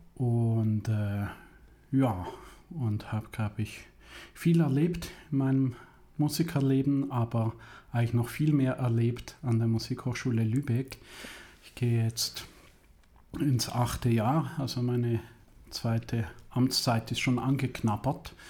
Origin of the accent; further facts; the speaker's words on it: Switzerland; moved away as an adult; also born or lived in Italy; now in Germany; 30 Kilometer von Zürich, wo ich aufgewachsen bin